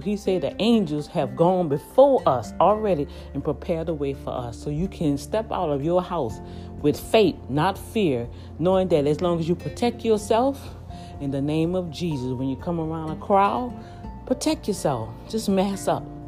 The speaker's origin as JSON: {"language": "English", "town": "New Orleans", "region": "Louisiana", "country": "United States", "tie": "born or raised there", "also_born_or_lived": "Houston, Texas", "moved": "as an adult", "lives_now": "near Houston, United States", "said": "in my hometown, in New Orleans, Louisiana, where I was born and raised."}